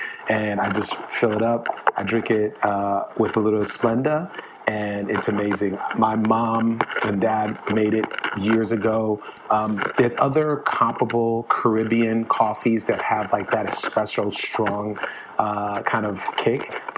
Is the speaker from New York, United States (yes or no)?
yes; New York City, New York, United States; I remember growing up in the Bronx on Marion Avenue in a neighborhood called Bedford Park Boulevard.